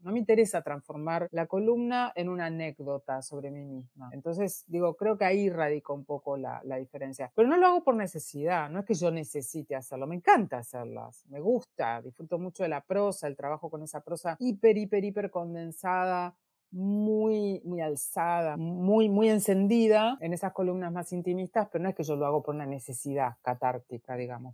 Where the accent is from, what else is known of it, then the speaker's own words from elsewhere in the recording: Argentina; siendo argentina